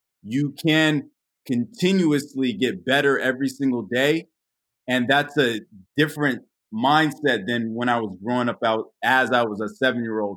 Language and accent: English; Los Angeles, California, United States; I was born and raised in Northridge